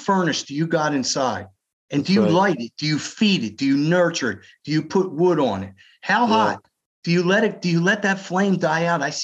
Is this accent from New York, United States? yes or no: no; Philadelphia, Pennsylvania, United States; moved away as an adult; now in Columbia, United States; I'm born and bred in Philadelphia, Jewish guy